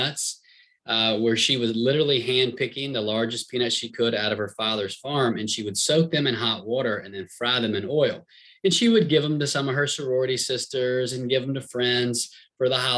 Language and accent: English; Franklin, Virginia, United States; about 10 miles from the big city of Franklin, Virginia, where I grew up and live today